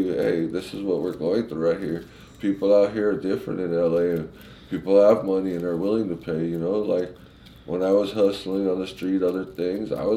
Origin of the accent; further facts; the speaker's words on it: California, United States; I'm from Cali